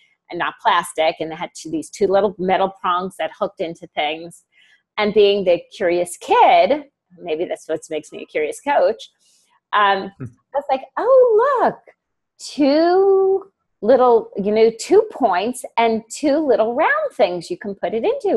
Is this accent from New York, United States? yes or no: yes; Long Island, New York, United States; also born or lived in Brooklyn, New York / Maryland; I was born in Brooklyn, raised in Long Island, New York.